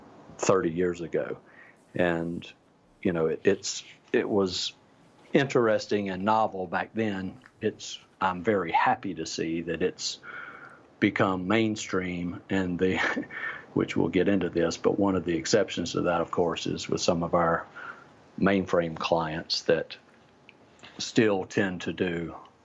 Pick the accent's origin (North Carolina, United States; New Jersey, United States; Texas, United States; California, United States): North Carolina, United States; moved away as an adult; now in San Francisco, United States; I live in San Francisco, but I'm not a native. I grew up in North Carolina